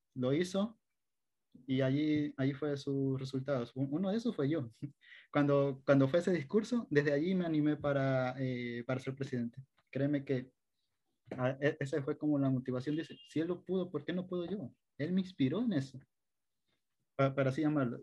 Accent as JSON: {"language": "Spanish", "town": "Machala", "region": "El Oro", "country": "Ecuador", "tie": "born or raised there", "also_born_or_lived": "Riobamba", "said": "soy oriundo de la provincia del Oro, eh, nací en Machala, acá estudié la primaria, la secundaria"}